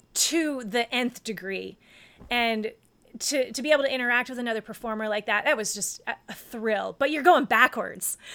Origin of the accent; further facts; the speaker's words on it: North Carolina, United States; I grew up in North Carolina